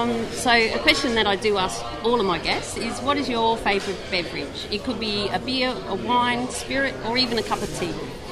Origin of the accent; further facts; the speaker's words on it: South Australia, Australia; I'm from South Australia.